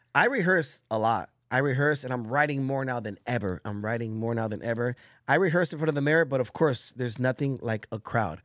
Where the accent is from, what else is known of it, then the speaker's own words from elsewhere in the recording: Bell Gardens, California, United States; also born or lived in Orange County, California; in Bell Gardens, where I grew up in Los Angeles, California